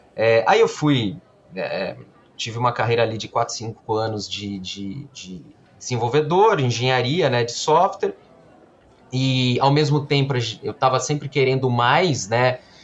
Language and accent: Portuguese; Campinas, São Paulo, Brazil; eu sou formado em engenharia da computação aqui em Campinas, é, nasci também em Campinas